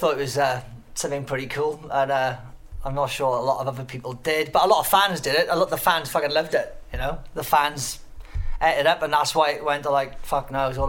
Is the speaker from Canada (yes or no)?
no; Pontypool, Wales, United Kingdom; moved away; also born or lived in Newport; I've been living here for about 20 odd years now, but I'm actually from Pontypool. Lived in Newport for a bit, especially during the Sanchez years, but I'm from Pontypool, and which is like a little town up the road. Yeah, a little valley town.